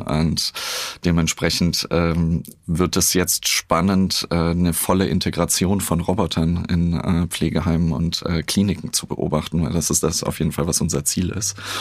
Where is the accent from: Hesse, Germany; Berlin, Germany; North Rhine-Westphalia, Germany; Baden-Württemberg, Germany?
Berlin, Germany; ich bin ja in Berlin groß geworden